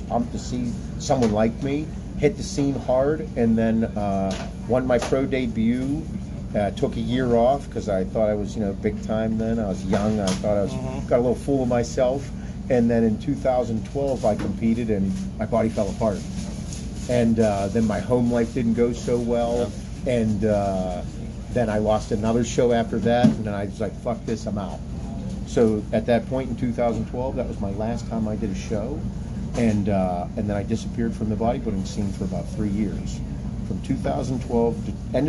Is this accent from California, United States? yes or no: no; Pittsburgh, Pennsylvania, United States; I'm from Pittsburgh